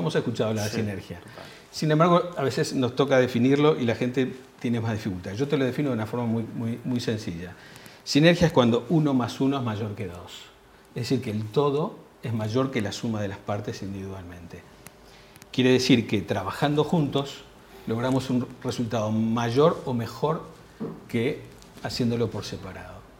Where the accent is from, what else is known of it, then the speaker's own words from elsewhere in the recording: Uruguay; Yo como uruguayo